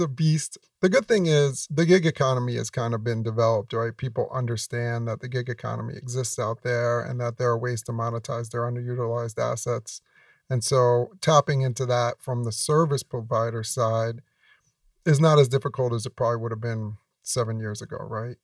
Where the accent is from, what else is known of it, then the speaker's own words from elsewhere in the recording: New York, United States; I grew up in New York